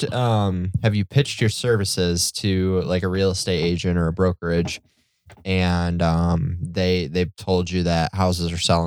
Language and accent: English; Gaylord, Michigan, United States; I grew up on Otsego Lake, man.